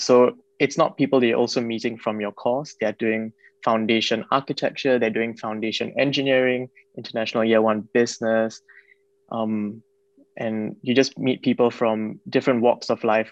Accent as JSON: {"language": "English", "country": "Singapore", "moved": "yes", "said": "I'm from Singapore"}